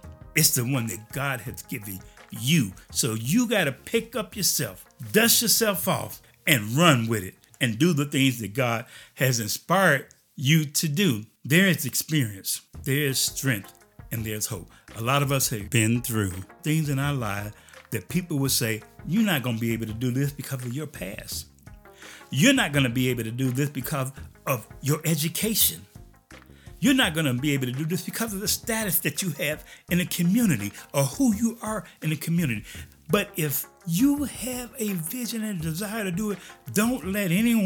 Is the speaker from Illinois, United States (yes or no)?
yes; Chicago, Illinois, United States; moved away as an adult; now in Junction City, United States; I grew up in Chicago